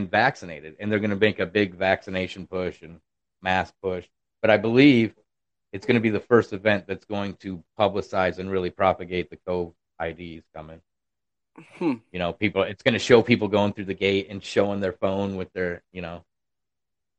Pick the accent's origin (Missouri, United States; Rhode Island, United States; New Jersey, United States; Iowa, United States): Iowa, United States; now in Arkansas, United States; I'm in Arkansas. From Iowa